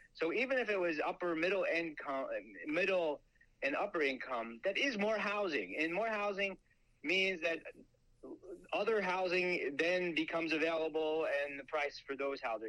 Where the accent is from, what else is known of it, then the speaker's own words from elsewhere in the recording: Long Island, New York, United States; I would grow up on Long Island